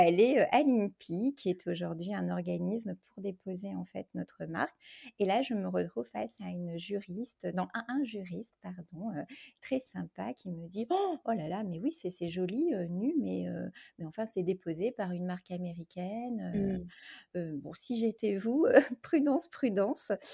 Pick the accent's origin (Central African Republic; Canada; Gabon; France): France; en tant que française